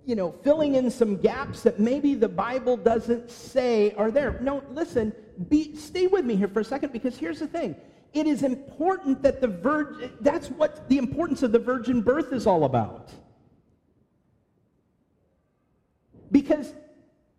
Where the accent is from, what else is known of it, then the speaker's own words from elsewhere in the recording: California, United States; moved away; growing up in California